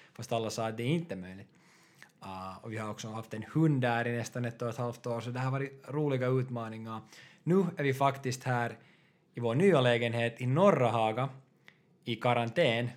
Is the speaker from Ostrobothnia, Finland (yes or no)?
no; Porvoo, Uusimaa, Finland; moved away as an adult; now in Helsinki, Finland; Jag kommer från Borgå också. Och nuförtiden bor i Helsingfors.